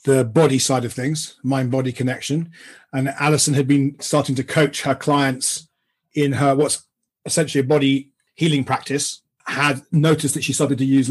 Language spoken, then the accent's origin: English; London, United Kingdom; I grew up in London in the UK